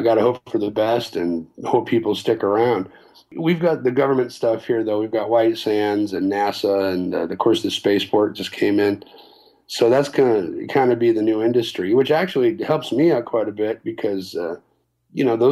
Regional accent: Las Cruces, New Mexico, United States; moved away as an adult; we grew up here. It's a small town.

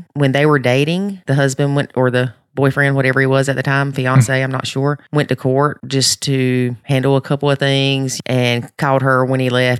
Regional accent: the South, United States; accent: southern; I was a redneck, southern talking hick in England.

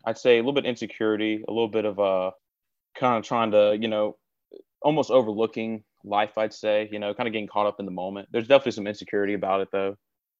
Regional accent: Gainesville, Florida, United States; I'm born and raised here, so I can name you every part of the town.

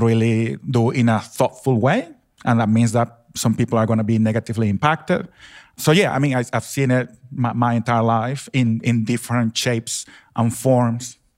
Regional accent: Venezuela; now in Australia; I grew up in Venezuela, in South America

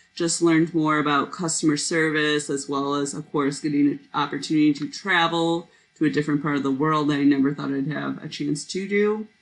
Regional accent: Indiana, United States; I went to Purdue University because I'm from Indiana

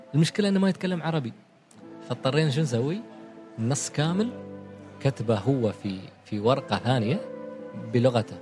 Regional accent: Oman; إحنا كعمانيين

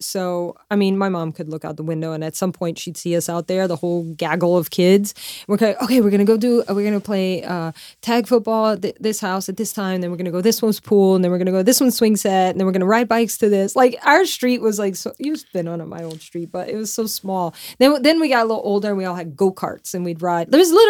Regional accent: Louisiana, United States; But so I grew up like in Louisiana, like everybody has fishing boats.

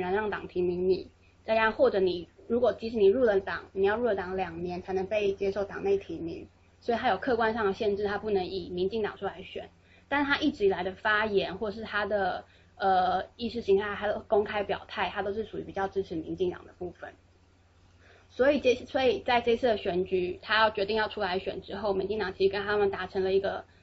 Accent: Taipei, Taiwan; moved away as an adult; now in United States; 我是台北人，我在台北生活了二十二年，直到我来到美国念硕士，那我就是所有，就是包括大学，我也都住在台北，所以这是我最熟悉的地方

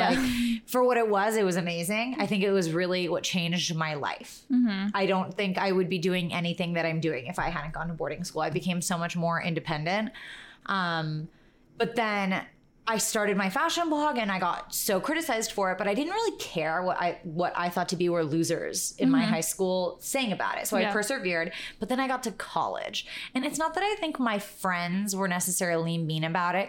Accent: New York, United States; we grew up in New York

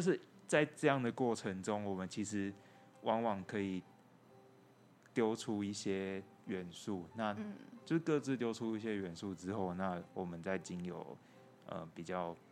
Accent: Taipei, Taiwan; moved away as an adult; now in Tainan, Taiwan; 我是台北人

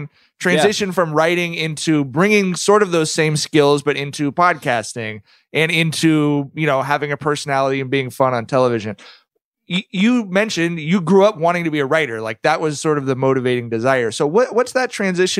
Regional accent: Long Beach, California, United States; I grew up in Long Beach

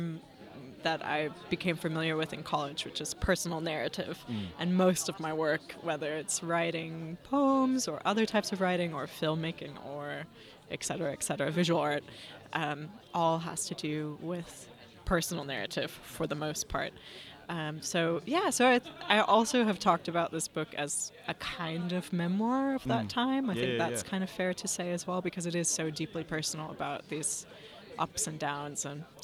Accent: California, United States; moved away as an adult; also born or lived in Berlin, Germany; I'm also not from the UK originally. I grew up in California.

